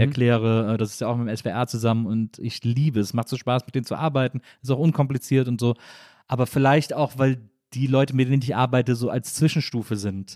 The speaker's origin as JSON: {"language": "German", "town": "Wesseling", "region": "North Rhine-Westphalia", "country": "Germany", "moved": "yes", "lives_now": "Berlin, Germany", "said": "weil ich aus Wesseling komme"}